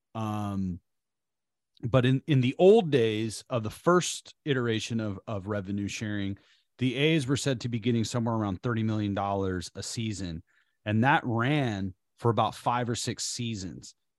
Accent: Bay Area, California, United States; also born or lived in Oakland; we're from the Bay Area. We live in Oakland right now.

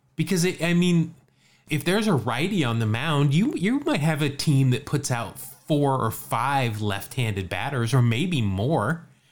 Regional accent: Salt Lake City, Utah, United States; moved away; also born or lived in California; when I was growing up in Salt Lake.

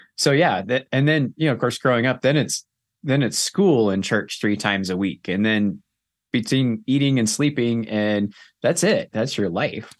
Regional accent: Southern California, United States; grew up in Southern California

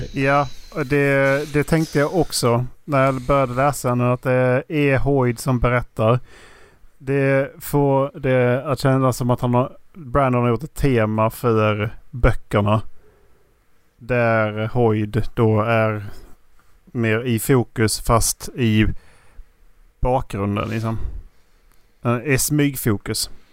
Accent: Skåne, Sweden; jag är svensk från Skåne

